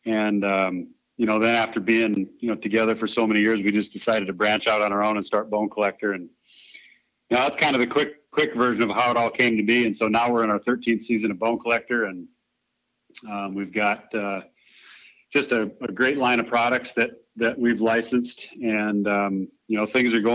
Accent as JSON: {"language": "English", "region": "South Dakota", "country": "United States", "tie": "born or raised there", "said": "I was from South Dakota"}